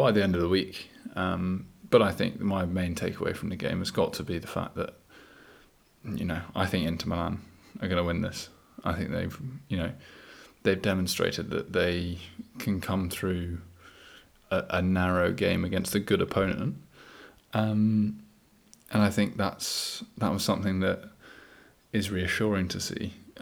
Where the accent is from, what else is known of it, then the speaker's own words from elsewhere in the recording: Copenhagen, Capital Region of Denmark, Denmark; born and raised in Copenhagen